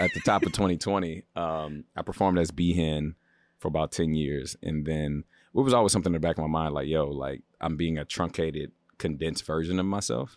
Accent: Baltimore, Maryland, United States; now in Los Angeles, United States; I'm from the East Coast. I'm from Baltimore

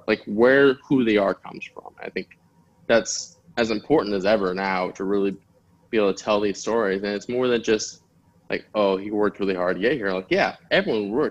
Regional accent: United States; My parents immigrated to the United States, and just sort of like understanding that experience growing up in America

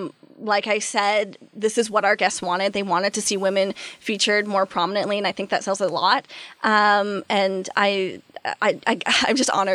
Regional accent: Peterborough, Ontario, Canada; born or raised there

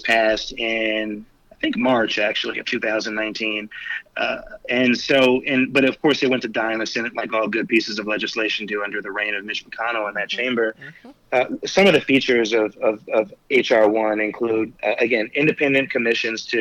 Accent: Spring Valley, New York, United States; where I grew up in the Village of Spring Valley

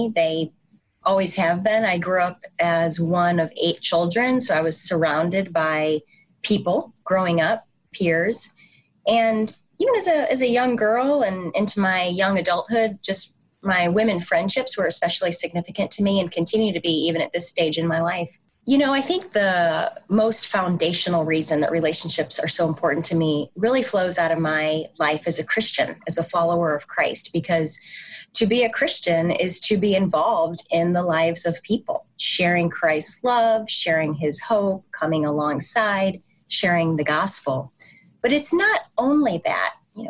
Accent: St. Louis, Missouri, United States; moved away; also born or lived in East Coast; I'm a Midwesterner transplanted to the East Coast. I grew up in St. Louis, Missouri

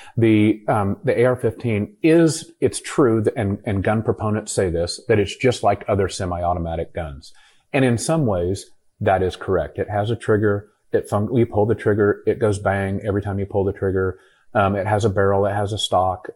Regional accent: United States

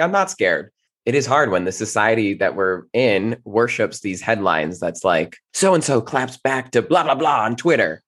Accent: New Jersey, United States; moved away; I'm originally from New Jersey

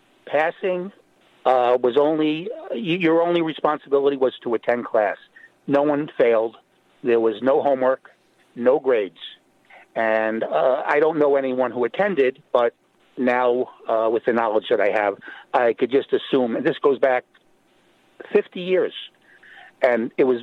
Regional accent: Brooklyn, New York, United States; I attended, I grew up in Brooklyn, New York. 1972, I was in the graduating middle school class.

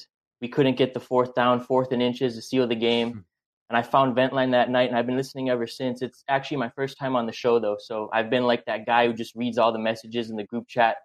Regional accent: St. Louis Park, Minnesota, United States; I'm from Judd's neck of the woods, actually, St. Louis Park. Okay. Grew up there my whole life

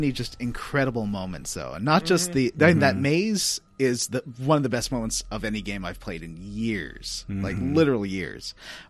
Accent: Quebec, Canada; And I grew up in Quebec, so I got a lot of European kid shows when I was a little kid, like so early 80s.

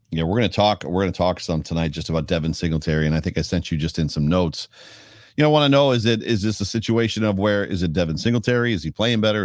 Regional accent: Buffalo, New York, United States; my hometown

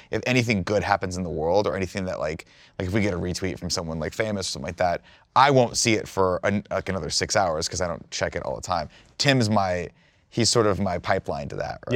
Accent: Riverside, California, United States; also born or lived in Fontana, California; I was driven back to Riverside, where's where my house was.

